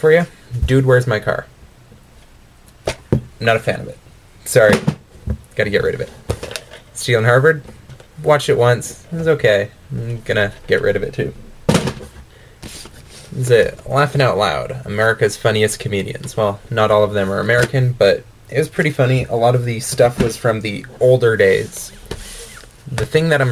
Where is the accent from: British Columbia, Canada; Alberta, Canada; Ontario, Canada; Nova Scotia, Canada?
Alberta, Canada; Calgary; I'm from Calgary, Alberta.